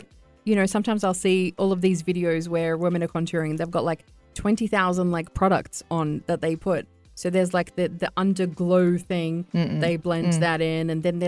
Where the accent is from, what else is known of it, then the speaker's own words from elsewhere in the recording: Australia; now in United Arab Emirates; I'm Arab and Australian at the same time.